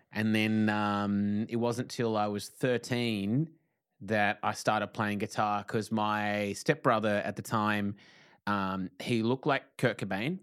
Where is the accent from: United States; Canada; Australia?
Australia; Tasmania; moved away as an adult; now in Victoria, Australia; I'm from Tassie